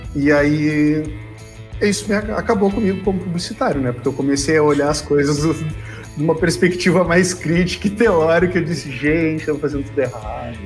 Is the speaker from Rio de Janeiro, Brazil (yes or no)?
no; Rio Grande, Rio Grande do Sul, Brazil; eu sou de Rio Grande, no sul do Rio Grande do Sul, Uh, fiz lá o, o, ensino médio e comecei a cursar a universidade lá